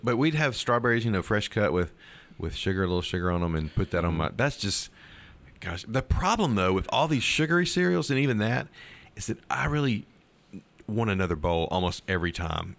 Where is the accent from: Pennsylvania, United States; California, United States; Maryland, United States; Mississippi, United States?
Mississippi, United States; Starkville; I grew up here in Starkville